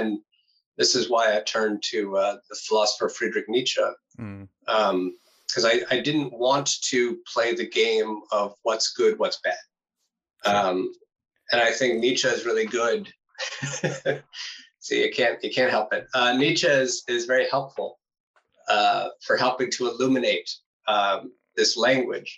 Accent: United States; now in Netherlands; an American, now living in the Netherlands

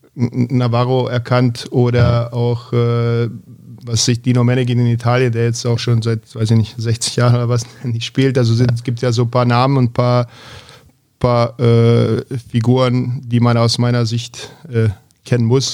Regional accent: Zvornik, Republika Srpska, Bosnia & Herzegovina; also born or lived in Belgrade, Serbia; now in Berlin, Germany; Ansonsten in Bosnien aufgewachsen

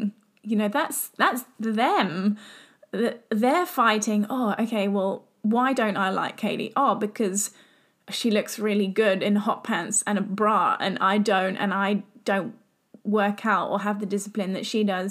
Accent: England, United Kingdom; I'm from England. Everyone knows that I'm from England.

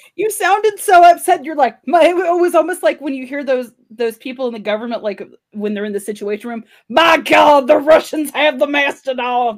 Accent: California, United States; born or raised there

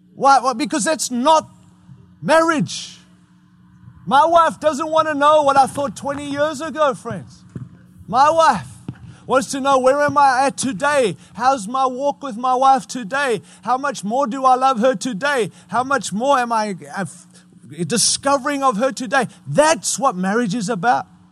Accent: United States; as an American

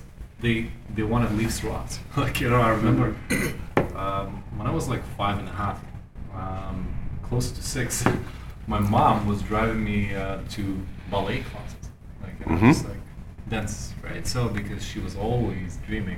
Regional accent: Germany; growing up in Germany with all the timelines and schedules

